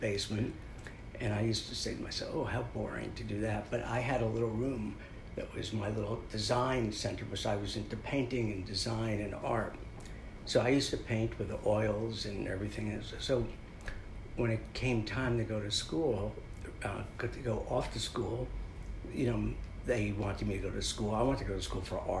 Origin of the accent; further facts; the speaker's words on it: Maplewood, New Jersey, United States; I grew up in New Jersey, in Maplewood, South Orange, New Jersey.